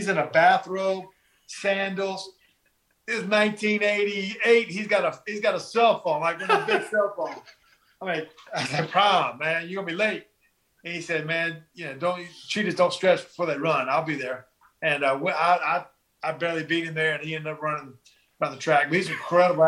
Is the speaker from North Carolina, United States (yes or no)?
yes; North Carolina, United States; moved away as an adult; my hometown. And North Carolina